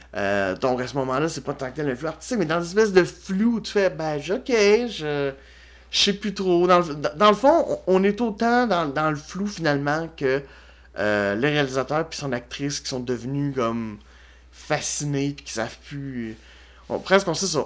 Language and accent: French; Quebec, Canada; en tant que Québécois